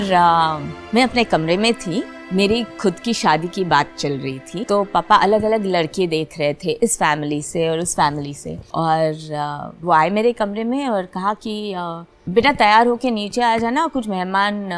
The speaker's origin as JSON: {"language": "Hindi", "town": "Mumbai", "region": "Maharashtra", "country": "India", "tie": "born or raised there", "also_born_or_lived": "Sangli", "said": "actually हम सांगली से हैं लेकिन पले बड़े हैं बम्बई में"}